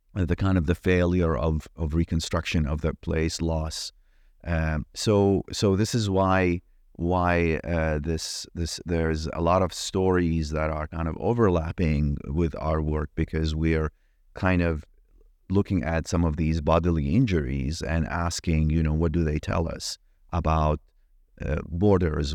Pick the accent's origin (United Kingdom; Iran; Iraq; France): Iraq; moved away; I grew up in Iraq